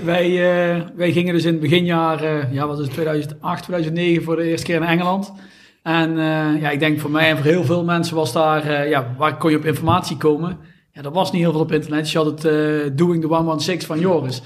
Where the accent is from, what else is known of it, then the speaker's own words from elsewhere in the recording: Someren, North Brabant, Netherlands; Wij komen allemaal uit Zomeren